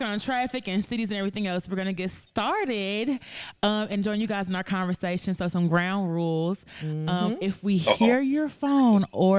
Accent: Atlanta, Georgia, United States; I'm from Atlanta.

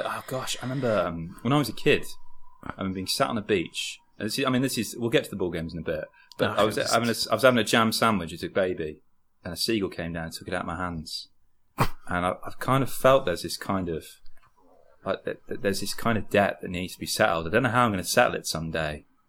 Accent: Birmingham, West Midlands, United Kingdom; accent: Brummie; I come from Birmingham originally

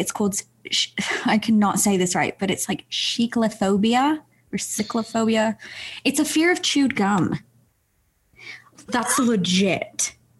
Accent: England, United Kingdom; moved away; I grew up in England.

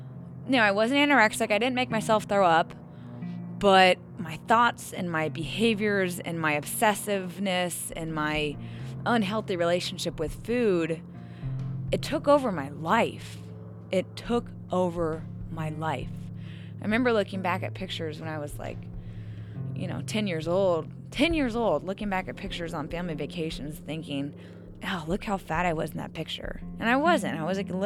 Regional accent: Ohio, United States; moved away as an adult; now in Arizona, United States; I'm from Ohio.

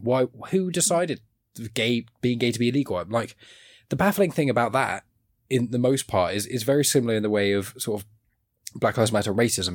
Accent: Southampton, South East England, United Kingdom; I'm from Southampton in, in England

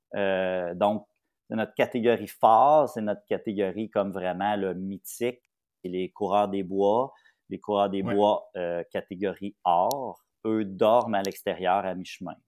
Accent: Papineauville, Quebec, Canada; je viens de Papineauville

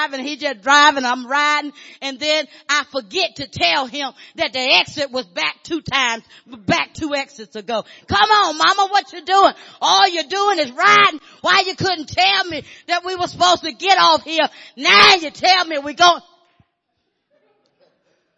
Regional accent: Arkansas, United States; I grew up in Arkansas.

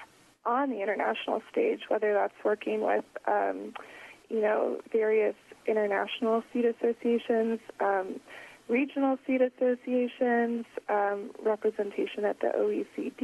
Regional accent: Oregon, United States; moved away as an adult; now in Washington, D.C., United States; I'm originally from Oregon

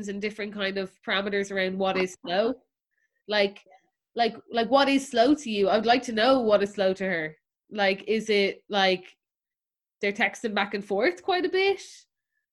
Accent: Ireland; especially as Irish people

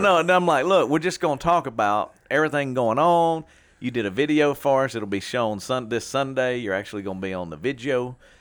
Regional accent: Shreveport, Louisiana, United States; we grew up in Warner Park, all right, Warner Park neighborhood

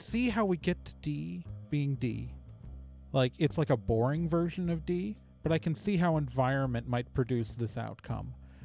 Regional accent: West Coast, United States; moved away as an adult; also born or lived in Midwest; I only came to the Midwest for a job. Like, I'm from the West Coast.

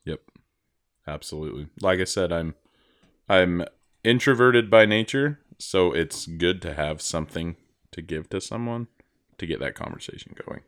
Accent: Idaho, United States; I grew up in Idaho

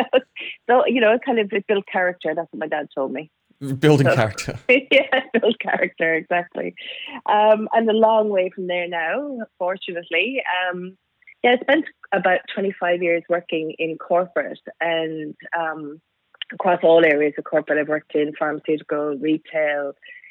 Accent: Cork, Munster, Ireland; moved away; I was born in Ireland, in Cork, so way down the southern tip of Ireland.

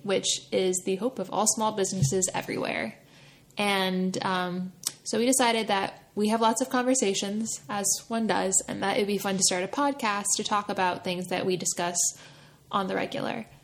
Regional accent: right outside of Philadelphia, Pennsylvania, United States; I grew up right outside of Philadelphia and went to school in North Philadelphia

